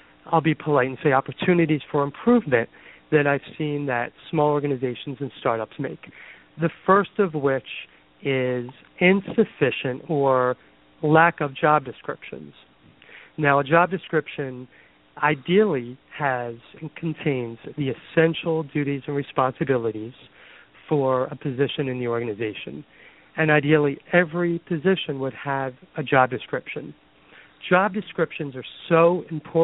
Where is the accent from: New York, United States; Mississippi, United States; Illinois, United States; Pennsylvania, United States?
Pennsylvania, United States; Philadelphia; now in Boston, United States; I am originally from Philadelphia and have been in the Boston area for the past 25 years.